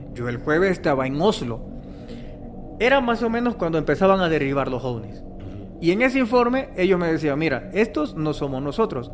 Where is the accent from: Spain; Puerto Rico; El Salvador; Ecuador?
El Salvador; soy salvadoreño, en El Salvador celebramos el 15 de septiembre nuestra independencia